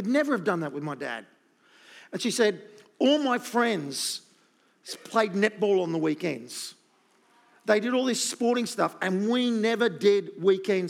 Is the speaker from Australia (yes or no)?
yes; Gold Coast, Queensland, Australia; when you live on the Gold Coast